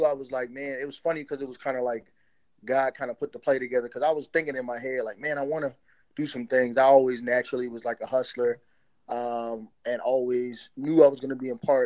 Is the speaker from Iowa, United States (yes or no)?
no; Hampton, Virginia, United States; also born or lived in New York; they moved us down from New York. I'm originally from New York, and so is my family. They moved us down to Virginia